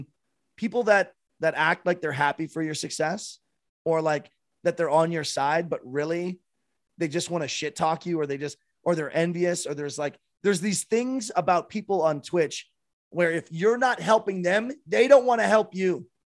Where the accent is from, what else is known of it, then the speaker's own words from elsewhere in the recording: Michigan, United States; Yeah, I guess I'm from Northern Michigan, right next to the border.